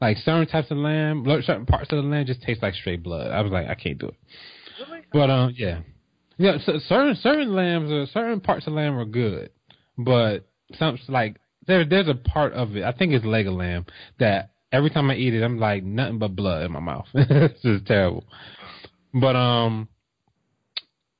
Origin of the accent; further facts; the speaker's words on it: New Jersey, United States; I'm from Jersey